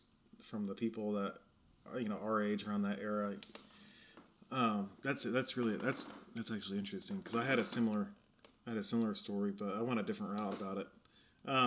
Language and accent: English; Mount Shasta, California, United States; I was from Mount Shasta, Redding area. So, way up north